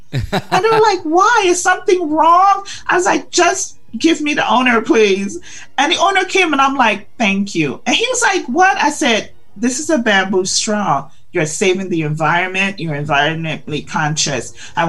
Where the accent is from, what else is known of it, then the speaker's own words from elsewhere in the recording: Guyana; So when I tell people I'm from Guyana, they're like, Ghana? I'm like, no, Guyana.